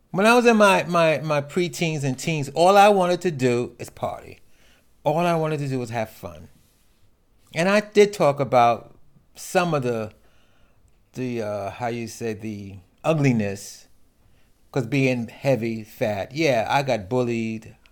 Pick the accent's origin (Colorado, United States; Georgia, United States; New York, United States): New York, United States; New York City; I grew up in New York City